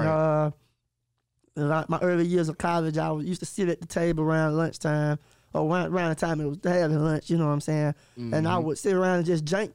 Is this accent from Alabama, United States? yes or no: yes; Tuscaloosa, Alabama, United States; I am from Tuscaloosa, Alabama, born and raised, man, where legends are born.